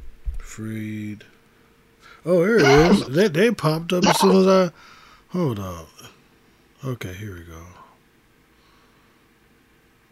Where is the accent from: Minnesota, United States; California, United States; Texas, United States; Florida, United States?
Florida, United States; moved away; also born or lived in Virginia; I'm from Florida